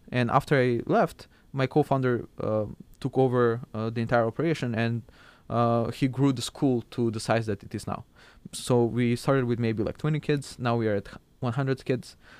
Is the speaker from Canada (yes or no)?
no; Skopje, North Macedonia; moved away; also born or lived in Struga, North Macedonia; I'm from Macedonia and currently it's called North Macedonia. I was born in a small town called Struga and I lived with my family there